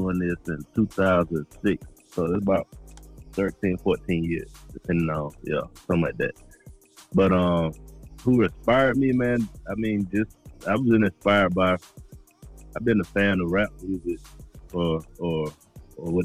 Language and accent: English; Atlanta, Georgia, United States; when you born and raised in Atlanta, you start seeing people you went to school with since second grade